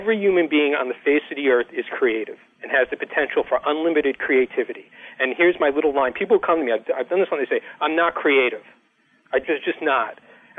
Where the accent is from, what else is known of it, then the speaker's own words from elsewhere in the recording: United States; In terms of being an American coder